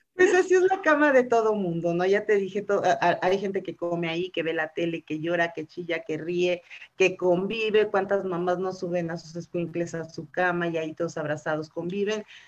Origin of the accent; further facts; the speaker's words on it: Mexico City, Mexico; also born or lived in Hidalgo del Parral, Chihuahua; desde muy chica este, no, me trajeron a vivir aquí y aquí pues ya, ya, ya me considero chilanga